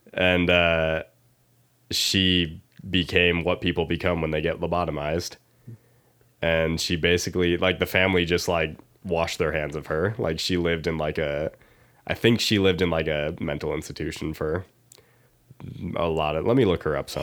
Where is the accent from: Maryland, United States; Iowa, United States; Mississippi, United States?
Iowa, United States; I'm from Iowa.